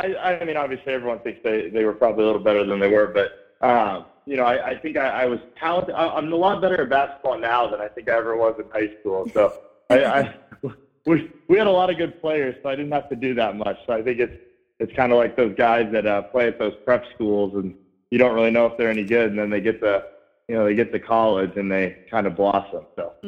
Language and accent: English; Columbus, Ohio, United States; born there; I was born in Columbus, Ohio, so I've kind of been riding with the Buckeyes